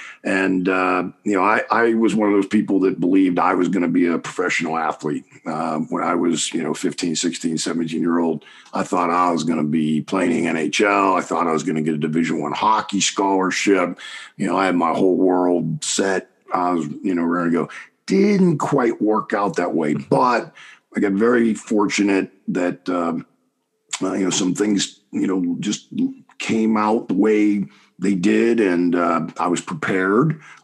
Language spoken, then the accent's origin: English; Pittsburgh, Pennsylvania, United States; I am originally from Pittsburgh, Pennsylvania. Grew up just outside the city limits in Penn Hills. It's an area mostly known for producing a lot of great football players more than anything.